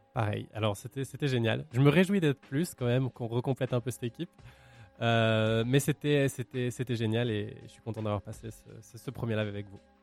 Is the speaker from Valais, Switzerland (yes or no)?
yes; Valais, Switzerland; je suis originaire du Valais